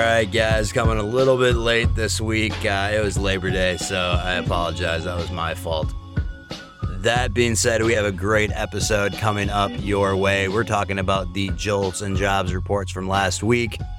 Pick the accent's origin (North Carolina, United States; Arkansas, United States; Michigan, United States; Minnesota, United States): Minnesota, United States; Minnesota, my hometown